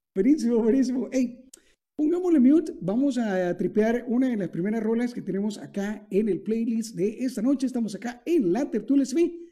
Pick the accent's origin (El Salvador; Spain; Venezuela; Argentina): El Salvador; en mi país, por ejemplo, en El Salvador